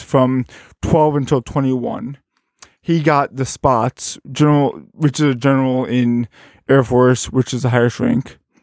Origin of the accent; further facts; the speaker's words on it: Berwyn, Illinois, United States; also born or lived in Carbondale, Illinois; I am from, uh, Bern, Illinois, which is, uh, just outside of Chicago.